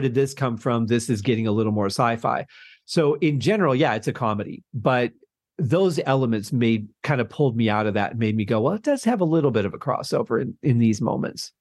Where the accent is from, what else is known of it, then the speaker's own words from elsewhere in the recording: Michigan, United States; growing up in Michigan, we used to have an amusement park